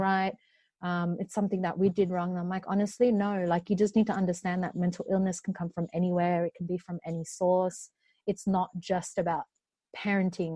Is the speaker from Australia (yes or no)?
yes; Australia; born or raised there